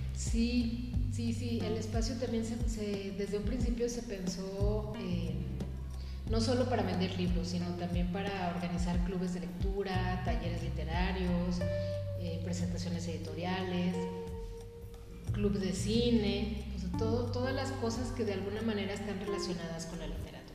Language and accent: Spanish; Pabellón de Arteaga, Aguascalientes, Mexico; yo soy de aquí, yo soy originaria de Pabellón de Arteaga